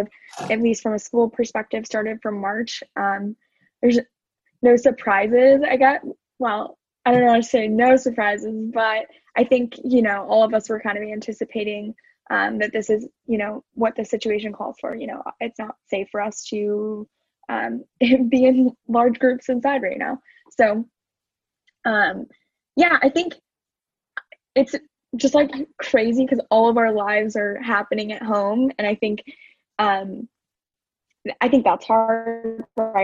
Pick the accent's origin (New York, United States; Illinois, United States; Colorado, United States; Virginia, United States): Colorado, United States; Denver; moved away as an adult; now in Los Angeles, United States; I'm from Denver